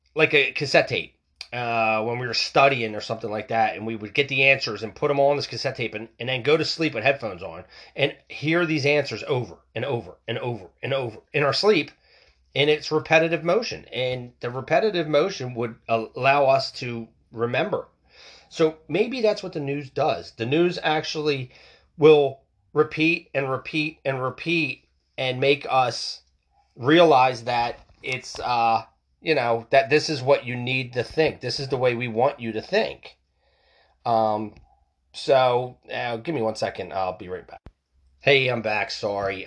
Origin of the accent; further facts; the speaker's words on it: United States; we lack that as American people.